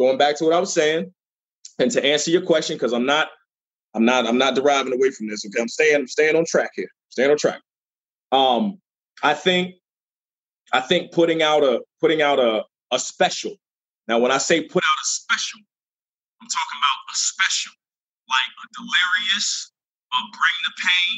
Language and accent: English; Norfolk, Virginia, United States; the Norfolk Scope, and to be able to rock the crowd, my hometown crowd